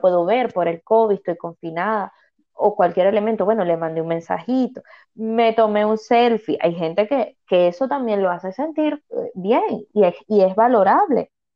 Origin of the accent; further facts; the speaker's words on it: Venezuela; now in Canary Islands, Spain; soy migrante, yo soy venezolana, emigré